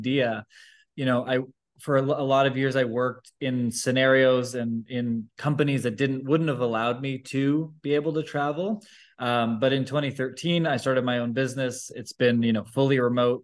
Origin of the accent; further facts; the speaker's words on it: just outside of Toronto, Ontario, Canada; moved away as an adult; also born or lived in Vancouver; So I'm from Canada. And so I grew up just outside of Toronto